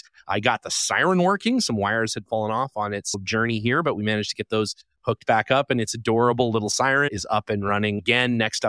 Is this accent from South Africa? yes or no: no; Calgary, Alberta, Canada; as many people know, I'm from Calgary, Canmore, Alberta.